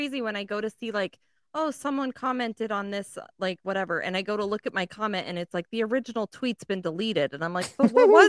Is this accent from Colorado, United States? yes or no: yes; Colorado, United States; Growing up in Colorado